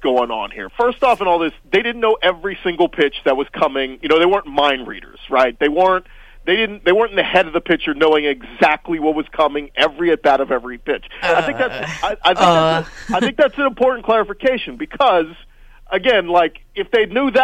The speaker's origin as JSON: {"language": "English", "town": "New Orleans", "region": "Louisiana", "country": "United States", "moved": "yes", "lives_now": "Houston, United States", "said": "I'm from New Orleans originally"}